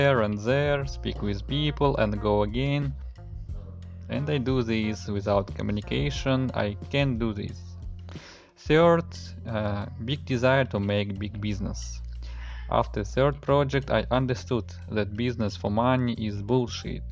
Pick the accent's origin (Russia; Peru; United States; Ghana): Russia; I'm from Russia